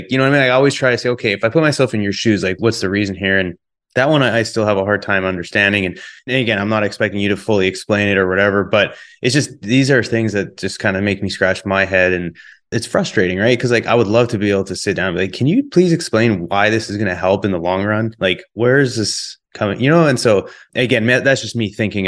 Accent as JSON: {"language": "English", "town": "Calgary", "region": "Alberta", "country": "Canada"}